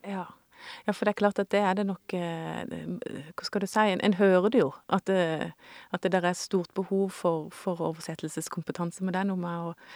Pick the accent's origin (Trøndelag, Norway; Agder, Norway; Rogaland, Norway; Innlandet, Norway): Agder, Norway; Indre; jeg vokste opp i Indre Agder på 80-tallet